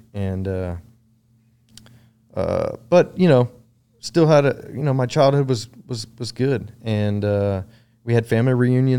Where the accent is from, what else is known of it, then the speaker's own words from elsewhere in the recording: Round Rock, Texas, United States; Round Rock. Grew up in Round Rock, Texas.